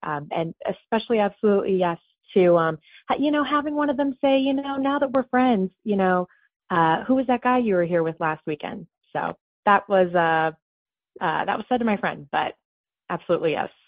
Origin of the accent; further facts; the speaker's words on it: Ohio, United States; moved away as an adult; now in New York City, United States; I'm originally from Ohio